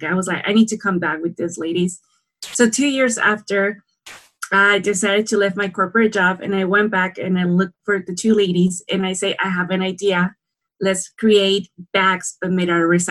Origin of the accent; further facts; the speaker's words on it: San Quintín, Baja California, Mexico; I grew up in San Quintin, Baja California, Mexico.